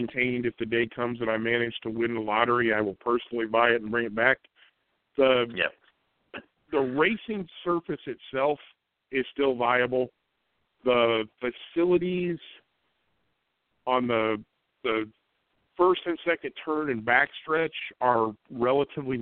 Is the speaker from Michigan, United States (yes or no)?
no; Indianapolis, Indiana, United States; I grew up in Indianapolis, Indiana, was born in 1963